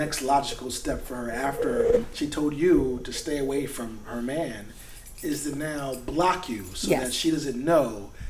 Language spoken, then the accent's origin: English; the South, United States; also born or lived in New York; I'm from the South